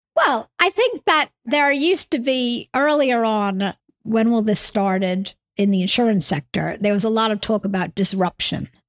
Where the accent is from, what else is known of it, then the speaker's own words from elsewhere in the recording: New York, United States; now in United Kingdom; I come from New York originally, hence my accent